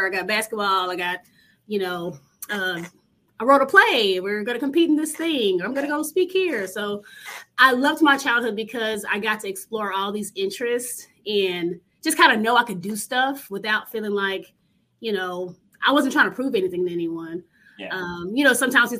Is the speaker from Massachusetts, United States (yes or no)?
no; Dallas, Texas, United States; growing up in Oak Cliff, it's a lower middle class neighborhood.